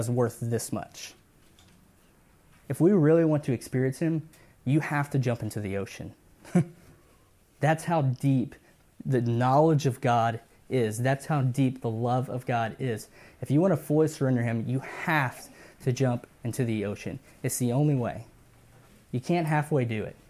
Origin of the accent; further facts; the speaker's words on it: Cuero, Texas, United States; moved away; I grew up in South Texas in Cuero, home of the Fighting Gobblers